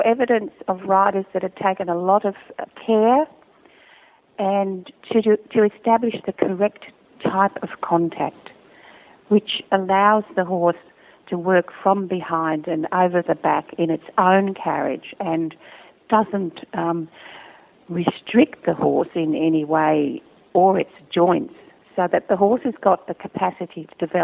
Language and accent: English; Australia; judging in my home country